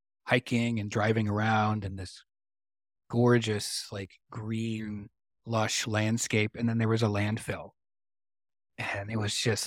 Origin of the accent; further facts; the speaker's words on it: Michigan, United States; And I grew up in Michigan, and I still love Detroit.